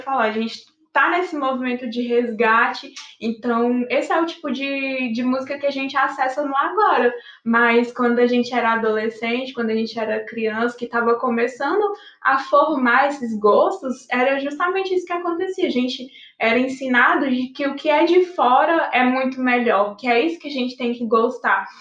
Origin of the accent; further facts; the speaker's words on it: Pará, Brazil; da minha terra, do Pará